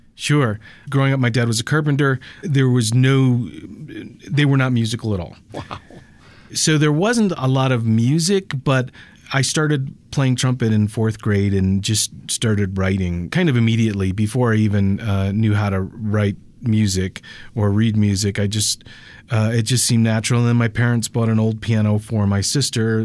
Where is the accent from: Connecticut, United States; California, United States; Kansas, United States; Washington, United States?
Connecticut, United States; moved away as an adult; also born or lived in Los Angeles; now in Denver, United States; I grew up in in Connecticut